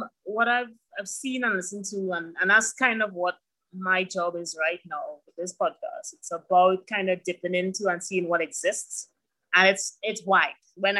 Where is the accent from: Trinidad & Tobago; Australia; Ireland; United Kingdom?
Trinidad & Tobago; Santa Cruz; also born or lived in Azerbaijan; I grew up in Santa Cruz, actually. So people know me from that area, but I've also spent some time outside of Trinidad and Tobago.